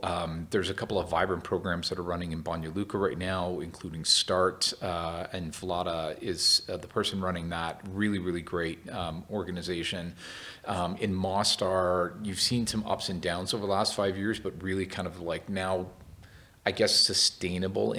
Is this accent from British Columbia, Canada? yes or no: yes; Vancouver, British Columbia, Canada; I'm originally from Vancouver, Canada